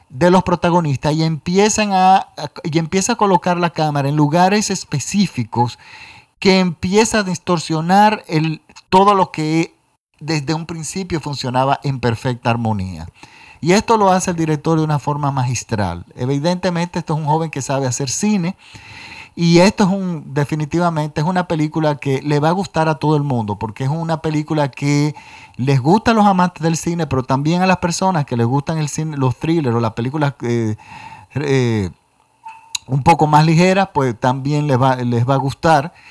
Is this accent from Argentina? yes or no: no; Dominican Republic; y por supuesto aquí en mi país, República Dominicana.